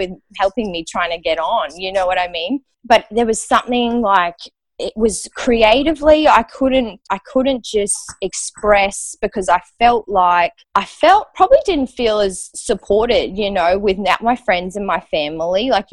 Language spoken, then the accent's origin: English; Australia; moved away as an adult; also born or lived in Los Angeles, United States; I needed to be back in Australia to be with my dad.